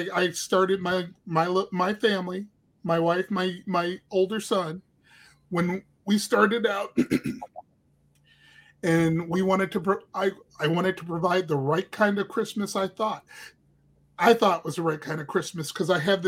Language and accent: English; Cleveland, Ohio, United States; I grew up in Cleveland